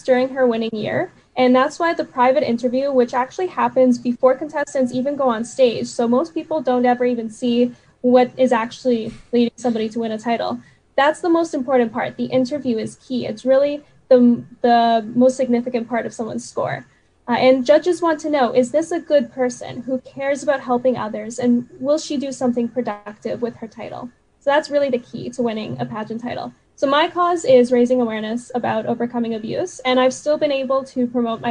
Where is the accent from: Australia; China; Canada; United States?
Canada; Vancouver, British Columbia; I actually immigrated here when I was 3 years old